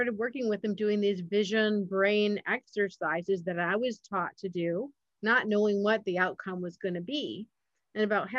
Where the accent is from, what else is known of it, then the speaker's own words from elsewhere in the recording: Michigan, United States; I grew up in Michigan